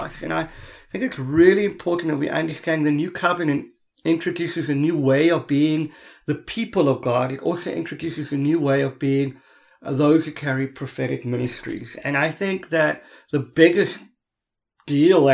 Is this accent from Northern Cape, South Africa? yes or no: no; Cape Town, Western Cape, South Africa; I come from Cape Town